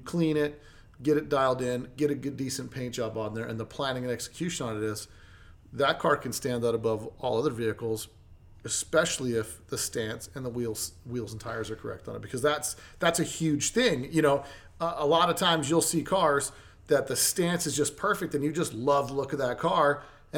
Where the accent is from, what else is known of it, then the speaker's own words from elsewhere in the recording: Las Vegas, Nevada, United States; I'm not from here, I'm from Vegas